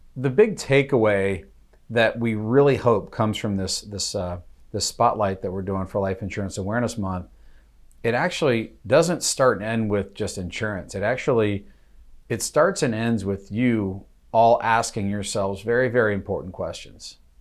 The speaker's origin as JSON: {"language": "English", "country": "United States", "said": "as an American"}